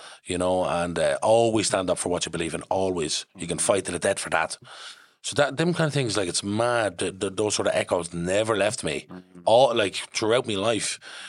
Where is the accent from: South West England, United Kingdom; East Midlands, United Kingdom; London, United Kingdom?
London, United Kingdom; born there; I'm from, well, I was born in London.